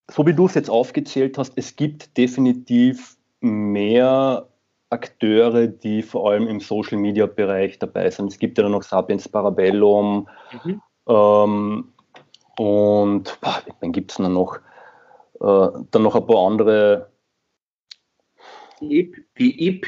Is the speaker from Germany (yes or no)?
no; Carinthia, Austria; ich komme ja selbst aus Kärnten, im Endeffekt